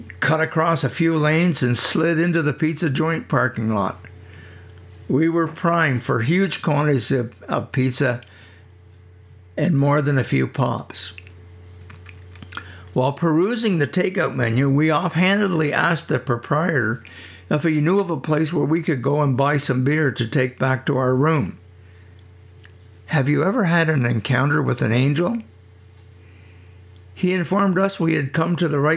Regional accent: Prescott, Ontario, Canada; moved away; I grew up on Wood Street

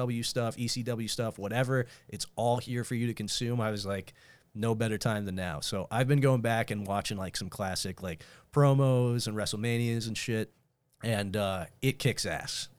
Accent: Northern Indiana, United States; I'm from Northern Indiana

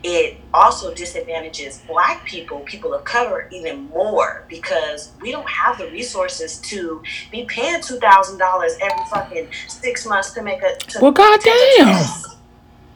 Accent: Fresno, California, United States; moved away; I'm originally from Fresno, California, which is Northern California

